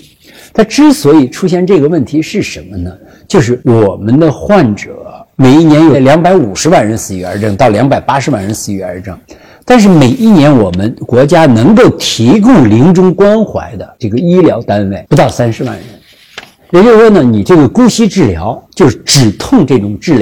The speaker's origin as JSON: {"language": "Chinese", "country": "China", "said": "我们中国人"}